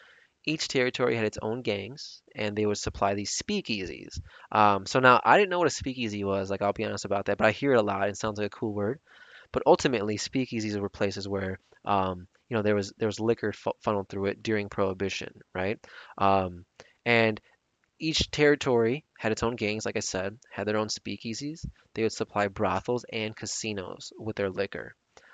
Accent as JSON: {"language": "English", "town": "Chicago", "region": "Illinois", "country": "United States", "tie": "born or raised there", "said": "my hometown, Chicago, Illinois."}